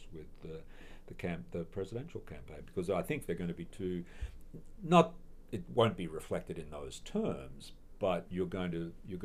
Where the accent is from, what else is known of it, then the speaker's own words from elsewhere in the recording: Australia; moved away as an adult; now in Minnesota, United States; I come from Australia